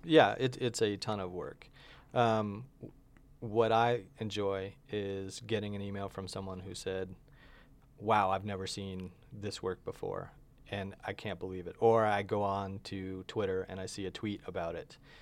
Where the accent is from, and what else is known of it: upstate New York, United States; born or raised there; moved away as an adult; also born or lived in Long Island, New York / Florida; now in Albuquerque, United States